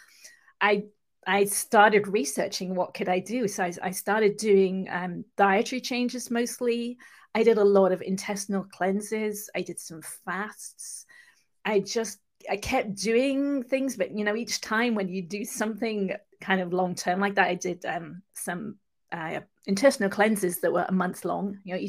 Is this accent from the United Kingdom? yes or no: yes; England, United Kingdom; accent: mixed accent; now in California, United States; I'll just let you know that I'm actually from England, but live in California. So I have kind of a mixed accent.